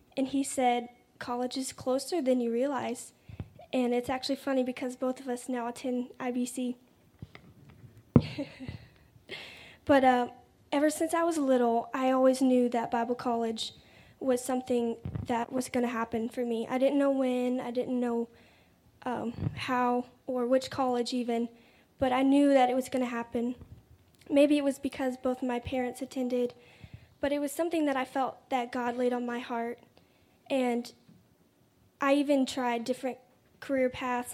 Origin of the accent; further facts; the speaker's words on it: Raleigh, North Carolina, United States; I'm 19. I'm from Raleigh, North Carolina